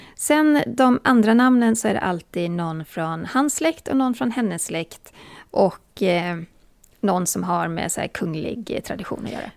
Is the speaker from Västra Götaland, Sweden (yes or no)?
yes; Borås, Västra Götaland, Sweden; jag är från Borås och jag har hela mitt liv sagt intervju